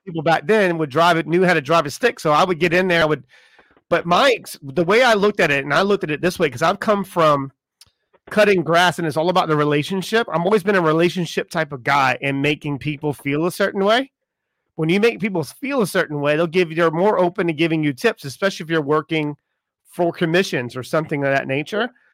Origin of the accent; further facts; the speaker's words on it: South Carolina, United States; I grew up in South Carolina